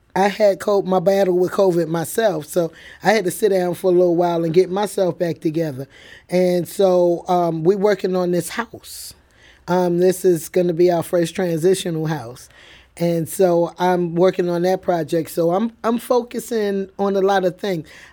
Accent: New York City, New York, United States; now in St. Louis, United States; I, I grew up in the Bronx

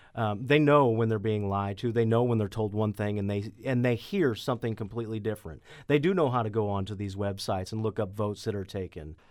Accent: Chesterfield, Missouri, United States; now in Jefferson County, United States; I grew up in Manchester, Chesterfield area

